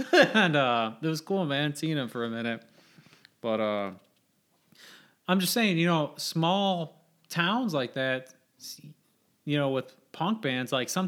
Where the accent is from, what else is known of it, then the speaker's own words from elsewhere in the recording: Hebron, Indiana, United States; but Hebron, growing up in Hebron, there was a solid 4 bands